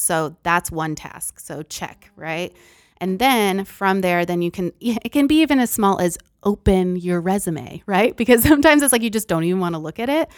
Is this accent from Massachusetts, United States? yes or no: yes; Massachusetts, United States; moved away as an adult; also born or lived in Philippines / Texas; I'm originally from Massachusetts, so I moved to Texas